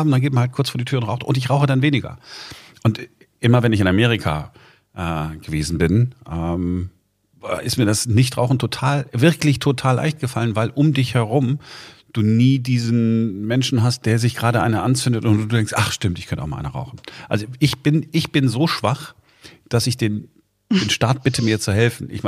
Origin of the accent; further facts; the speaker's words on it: Duisburg, North Rhine-Westphalia, Germany; Also immer wenn ich ähm, meine Freunde in Nordrhein-Westfalen, wo ich herkomme, besuche, ja, dann rauchen wir natürlich. Hm. Ähm, aber wenn ich dann, zum Beispiel in Duisburg, meiner Heimatstadt